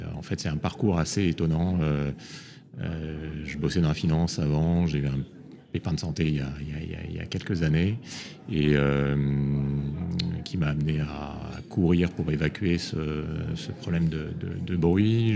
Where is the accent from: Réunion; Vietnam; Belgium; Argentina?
Réunion; je suis né à La Réunion